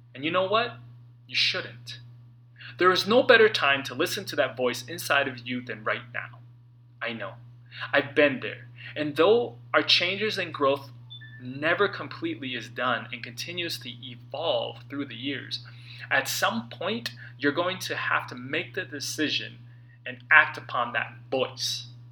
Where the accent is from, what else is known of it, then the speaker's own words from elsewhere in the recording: St. Louis Park, Minnesota, United States; now in Los Angeles, United States; I was back in my hometown for the holidays, sitting at a table at Supermoon Buffet, an Asian, mostly Chinese food buffet in St. Louis Park, Minnesota.